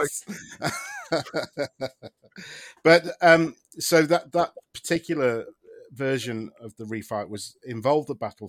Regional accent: United Kingdom; I mean, I'm a British person, but some of those southern accents seemed a bit dodgy to me.

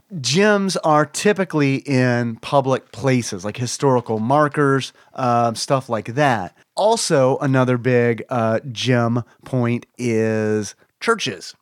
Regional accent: United States; as an American

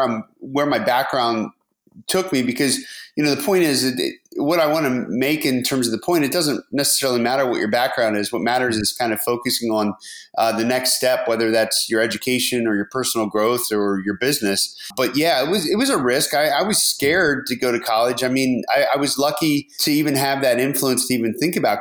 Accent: outside of Harrisburg, rural Pennsylvania, United States; moved away as an adult; I grew up in rural Pennsylvania, and, you know, right outside of Harrisburg in the center of the state

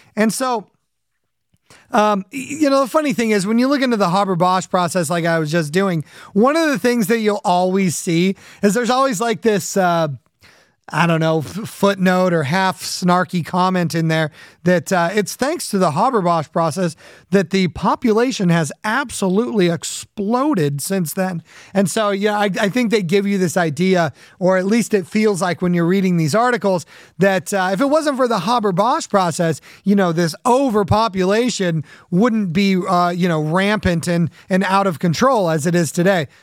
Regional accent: Southern California, United States; when I was a kid growing up in Southern California

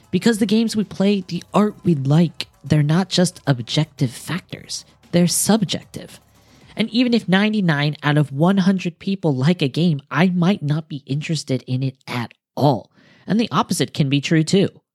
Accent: United States; now in Japan; I'm American

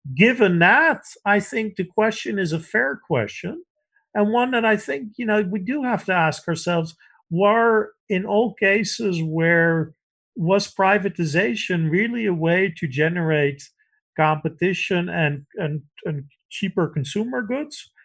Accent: Netherlands; moved away; I grew up in the Netherlands

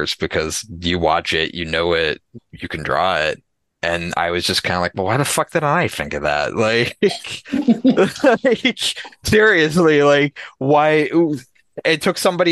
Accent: Massachusetts, United States; now in New Hampshire, United States; I grew up in Massachusetts.

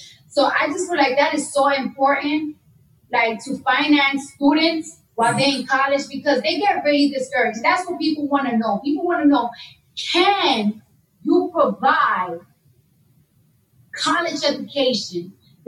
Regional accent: New York City, New York, United States; I'm from New York, so when you're in high school or middle school, they give you a free metro card

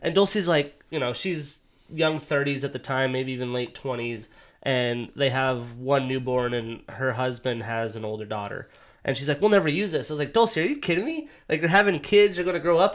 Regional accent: United States; moved away as an adult; now in Seattle, United States; I'm from Montana, Wyoming.

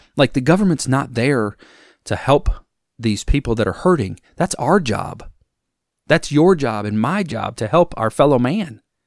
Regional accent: Wisconsin, United States; now in Alabama, United States; I'm from Wisconsin originally

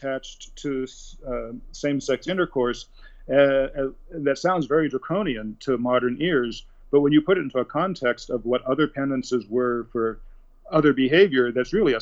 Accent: Seattle, Washington, United States; moved away as an adult; also born or lived in New Haven, Connecticut / New York City; I grew up in Seattle

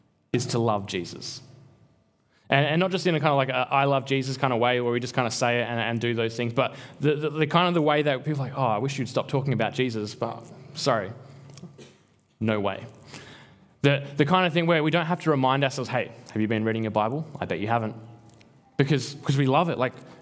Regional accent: Albany, Western Australia, Australia; moved away; I'm from Albany

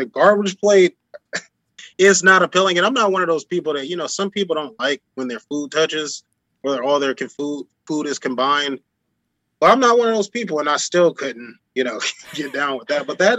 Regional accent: Chicago, Illinois, United States; also born or lived in Rochester, New York / Miami; I've lived in Rochester, New York, and lived in Miami for this, and I'm from Chicago. I go back and visit.

